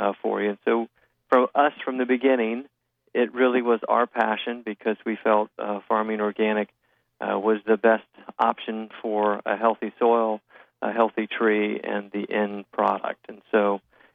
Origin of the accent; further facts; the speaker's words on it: Florida, United States; I am part of a fourth-generation Florida citrus family. I grew up in it in Hot Groves in Florida